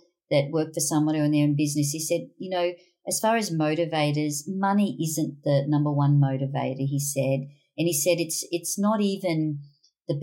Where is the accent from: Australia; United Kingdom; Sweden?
Australia; Brisbane, Queensland; So we were all born and bred in Brisbane